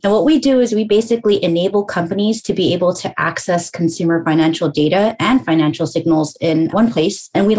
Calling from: Los Angeles, California, United States; I am joining you from sunny Los Angeles, Southern California.

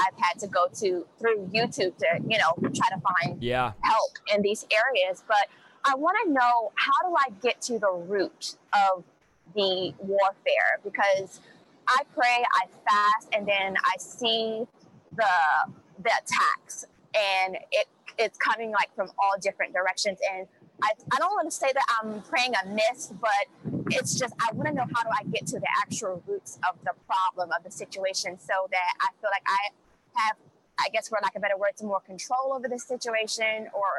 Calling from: California, United States

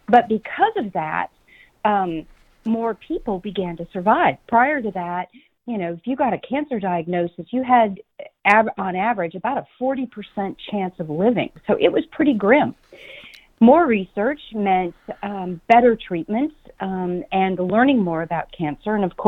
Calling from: Phoenix, Arizona, United States; I am sitting in sunny Phoenix.

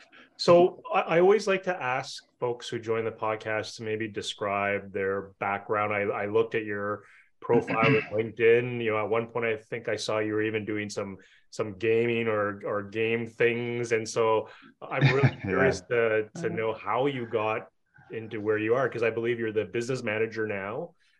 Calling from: Ottawa, Ontario, Canada; I'm calling from Ottawa, Canada

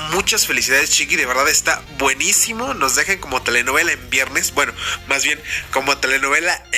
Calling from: Oaxaca, Mexico; de Oaxaca.

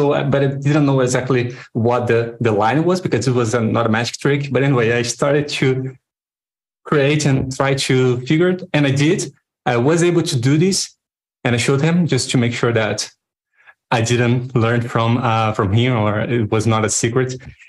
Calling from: Rio de Janeiro, Brazil; I'm coming in from Brazil, Rio de Janeiro.

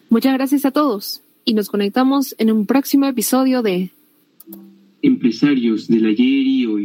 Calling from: Tacna, Peru

